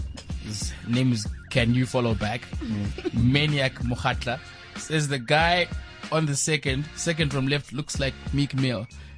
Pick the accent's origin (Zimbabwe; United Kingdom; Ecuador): Zimbabwe; Harare; I grew up in Harare.